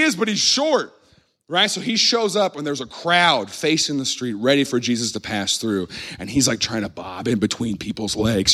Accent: Midwest, United States; I grew up in the Midwest

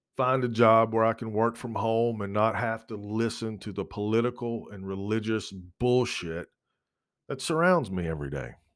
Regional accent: United States; as an American, as a citizen of what is supposed to be a free country

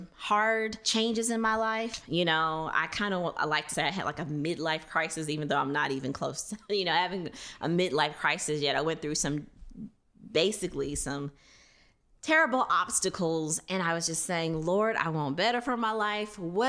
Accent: Louisiana, United States; moved away; also born or lived in Thomson, Georgia; I am originally from Louisiana.

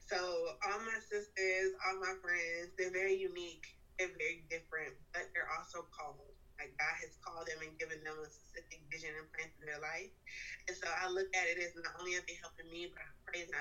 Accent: Richmond, Virginia, United States; now in Raleigh, United States; I'm from Richmond, Virginia, and I currently live in Raleigh, North Carolina.

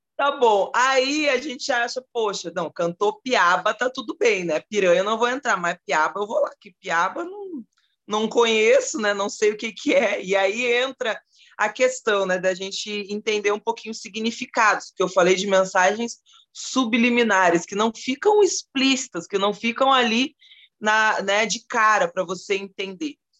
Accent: South Region, Brazil; aqui no sul, onde eu moro, onde eu nasci, né, no sul

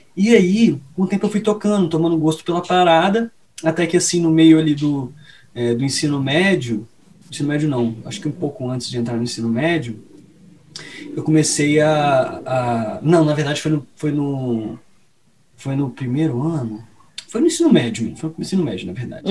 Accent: Pernambuco, Brazil; meu pai é pernambucano, eu também sou pernambucano

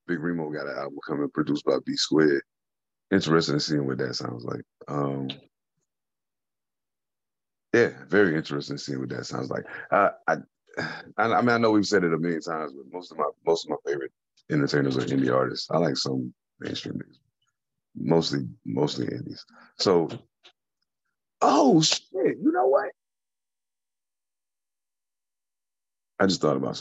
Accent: United States; I was born and raised in America

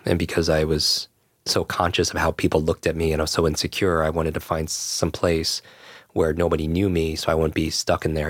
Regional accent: Westchester, New York, United States; I grew up in Westchester right here

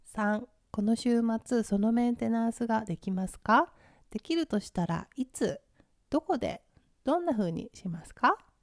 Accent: Ibaraki, Japan; moved away; 私の出身地茨城県

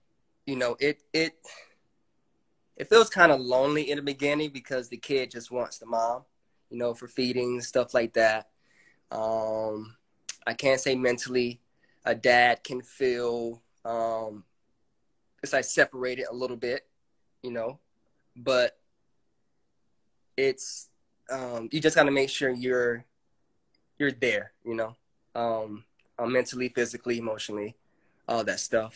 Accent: Fort Lauderdale, Florida, United States; I grew up in Fort Lauderdale, Florida

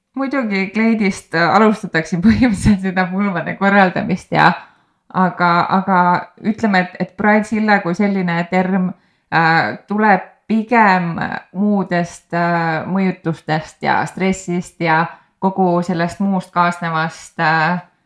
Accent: Põltsamaa, Jõgeva County, Estonia; ma olen pärit Põltsamaalt, väiksest linnast

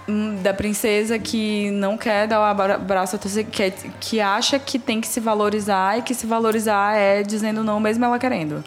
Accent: Brazil; eu sou brasileira

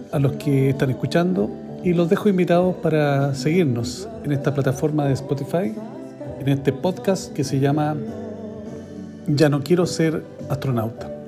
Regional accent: Chile; ciertas cosas que, nos, ciertamente nos unen como chilenos, como personas que soñamos con un país mejor

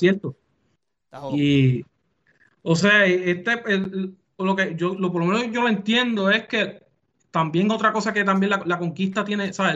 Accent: Puerto Rico

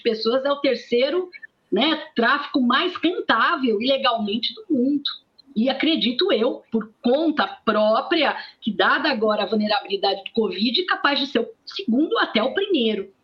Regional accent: interior of São Paulo, Brazil; Eu sou do interior de São Paulo

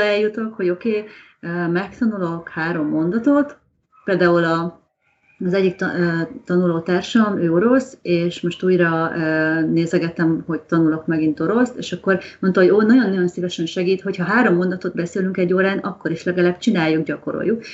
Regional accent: Hungary

